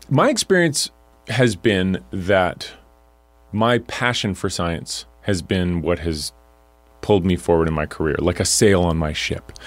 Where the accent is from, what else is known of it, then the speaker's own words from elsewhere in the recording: Alberta, Canada; I'm from Alberta